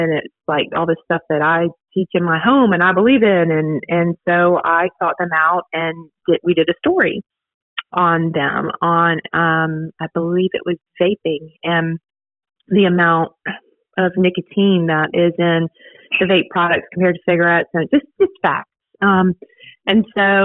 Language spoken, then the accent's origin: English; Virginia, United States; moved away as an adult; now in Dothan, United States; I'm from Virginia originally. Moved to Dothan about 10 years